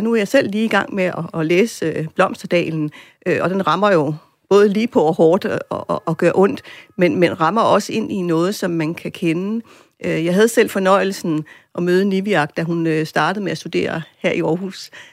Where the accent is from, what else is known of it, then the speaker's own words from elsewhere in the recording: Greenland; som grønlændere